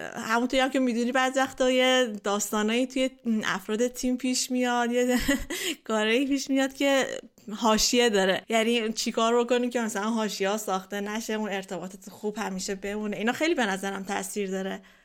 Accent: Iran; ما ایرانیا

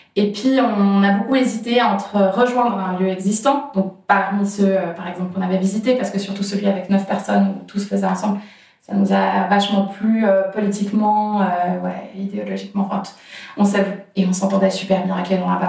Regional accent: Geneva, Switzerland; j'ai grandi à Genève

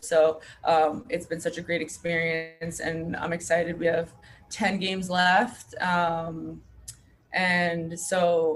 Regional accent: Long Island, New York, United States; I'm from Long Island

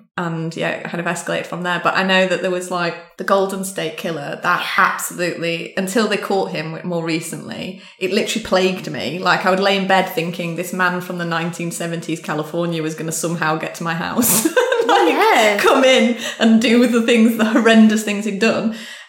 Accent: United Kingdom; How dare you, I'm British.

